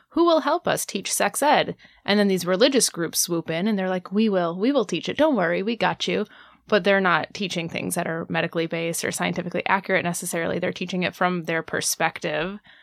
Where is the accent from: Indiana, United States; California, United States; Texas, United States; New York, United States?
Indiana, United States; I'm from Indiana, and even though the city where I grew up had a decent sex ed program